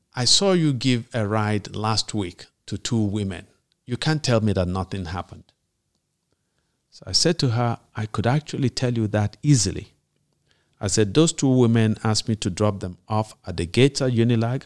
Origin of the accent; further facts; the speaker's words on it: Nigeria; you and I grew up in Nige-, in a Nigeria where there were still standards